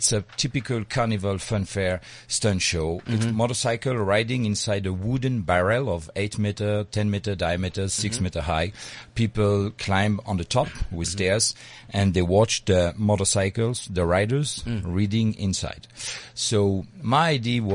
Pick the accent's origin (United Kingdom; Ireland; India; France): France; Paris, Île-de-France; now in Hossegor, France; I was born in Paris, but I live now in a city called Osegore